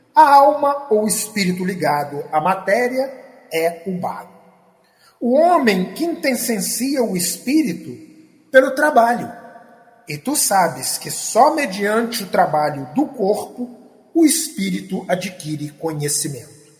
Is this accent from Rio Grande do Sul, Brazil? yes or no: no; Três Rios, Rio de Janeiro, Brazil; eu sou da cidade de Três Rios